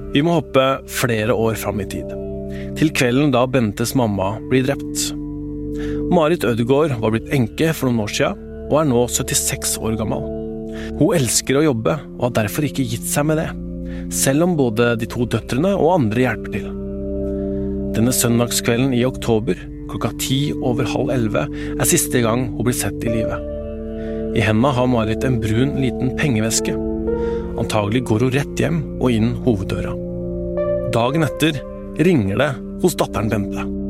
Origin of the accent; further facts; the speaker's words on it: Indre Østfold, Norway; Jeg vokste sjøl opp i Indre Østfold langs E18